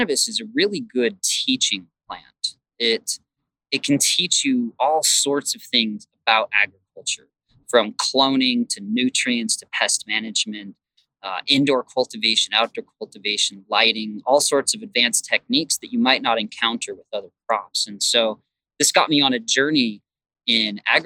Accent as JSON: {"language": "English", "town": "Provo", "region": "Utah", "country": "United States", "tie": "born or raised there", "also_born_or_lived": "Salt Lake City, Utah / California / Washington / Oregon", "said": "most of my life, I grew up in Provo and Orem"}